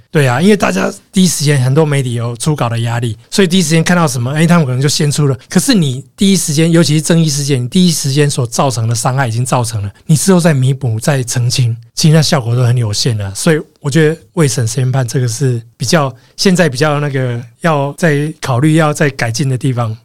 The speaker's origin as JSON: {"language": "Chinese", "country": "Taiwan", "said": "我是台湾来的"}